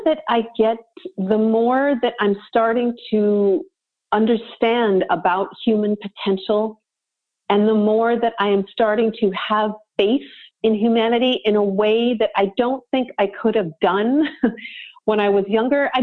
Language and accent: English; Vancouver, British Columbia, Canada; And I'm from Vancouver, BC. I mean, I grew up two blocks from the beach.